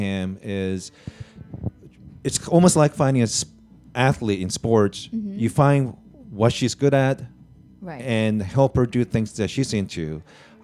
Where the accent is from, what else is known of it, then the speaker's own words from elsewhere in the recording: Japan; moved away; I was born in Japan.